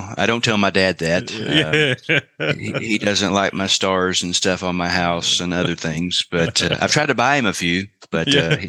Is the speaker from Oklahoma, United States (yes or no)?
yes; Oklahoma, United States; moved away as an adult; now in Houston, United States; I'm in Houston. Yeah, I'm originally from Oklahoma, redneck from Oklahoma, but you know, I moved down to Houston about 17 years ago, where I started my journey. Come from a town of about 1,000 people